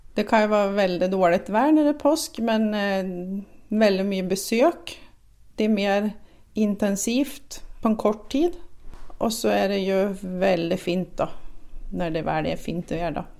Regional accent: Sweden; som svensk

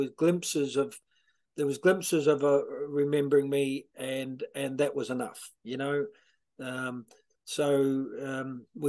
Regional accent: Ashburton, Canterbury, New Zealand; moved away as an adult; now in Ireland; I'm from a small little country. Well, not small, smallish. It's grown in the last few years. Ashburton, a small kind of a rural countryside town, about 50 miles south of Christchurch.

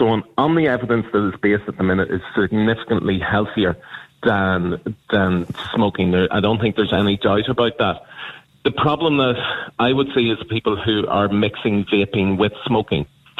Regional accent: Uri, Switzerland; but when I was growing up in Uri in the 80s, there was smoking everywhere.

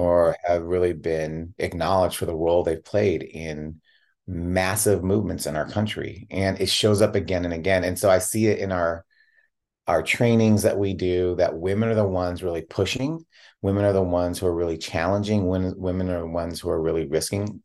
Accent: Tigard, Oregon, United States; also born or lived in Chicago, Illinois; I was born in Chicago. and moved out to Portland

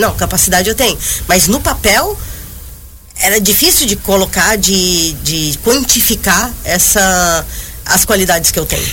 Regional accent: Joinville, Santa Catarina, Brazil; moved away as an adult; also born or lived in Barcelona; eu saí de Joinville em 2009

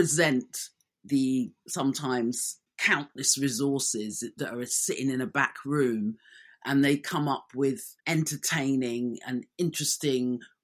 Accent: London, United Kingdom; born and raised in London

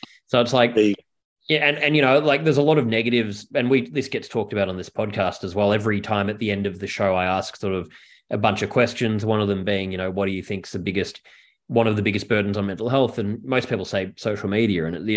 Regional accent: Melbourne, Victoria, Australia; now in New York, United States; I'm from Melbourne and in New York

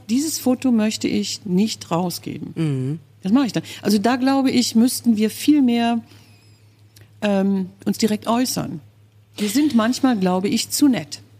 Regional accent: Kerpen, North Rhine-Westphalia, Germany; also born or lived in Brühl; ich bin in Brühl geboren, ja, aber ich komme aus Balkhausen. Das ist ein kleiner Stadtteil von Mittler, also vom, von der Stadt Kerpen.

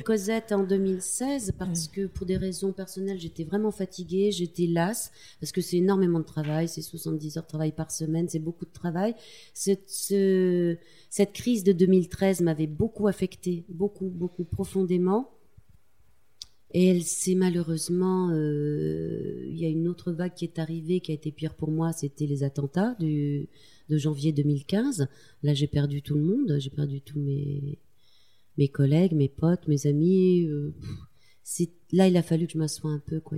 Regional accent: Tulle, Nouvelle-Aquitaine, France; born or raised there

